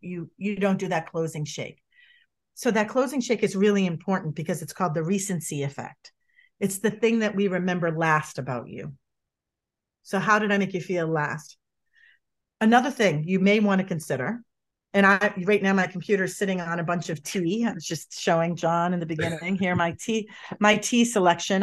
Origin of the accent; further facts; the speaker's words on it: Boston, Massachusetts, United States; moved away; I'm from Boston originally, if people pick up on my accent or my moxie